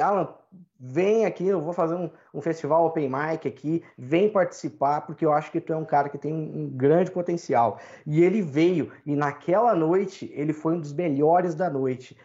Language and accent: Portuguese; Brazil; also born or lived in Ireland; eu sou brasileiro